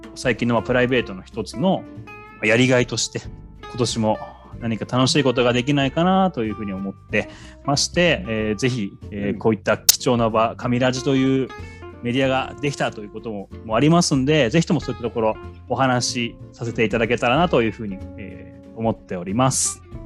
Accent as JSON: {"language": "Japanese", "town": "Kamiichi", "region": "Toyama", "country": "Japan", "tie": "born or raised there", "moved": "yes", "lives_now": "Tokyo, Japan", "said": "あの私も上市出たいなって思ってる時期もあって、まあ、上京したっていう経緯もあるんですけどやっぱりどっかこう上市のことが心にあって"}